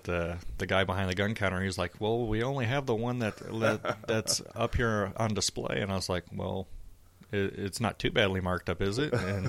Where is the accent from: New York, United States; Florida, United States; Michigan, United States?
Michigan, United States; western; I grew up born and raised in Michigan on the western side, and we had a farm.